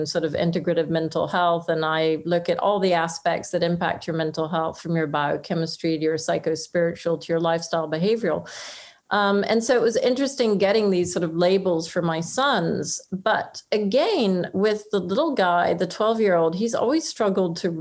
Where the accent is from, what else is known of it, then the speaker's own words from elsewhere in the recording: France; moved away; also born or lived in Oxford; I was brought up in France